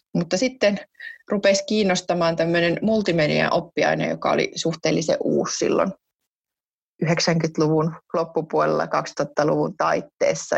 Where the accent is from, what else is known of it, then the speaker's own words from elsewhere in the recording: Jyväskylä, Central Finland, Finland; mä oon Jyväskylästä kotoisin